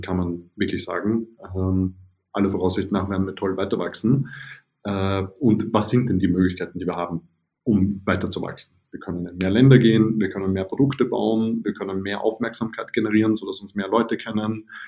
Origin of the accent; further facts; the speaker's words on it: Vienna, Austria; now in Berlin, Germany; ich bin ja Wiener